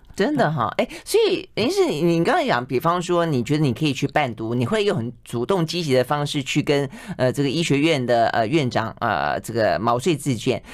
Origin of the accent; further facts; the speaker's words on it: southern Taiwan, Taiwan; 我是向来南部长大的